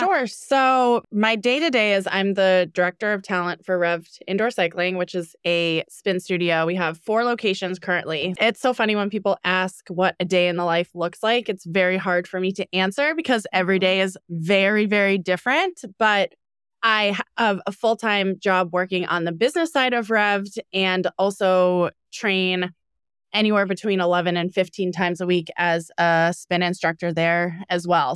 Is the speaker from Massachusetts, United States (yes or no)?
yes; Needham, Massachusetts, United States; also born or lived in California; now in Boston, United States; We're from Needham, Massachusetts